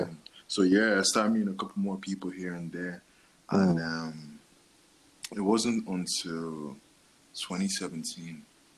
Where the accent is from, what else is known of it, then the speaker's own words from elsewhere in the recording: Dublin, Leinster, Ireland; I'm from Dublin, like.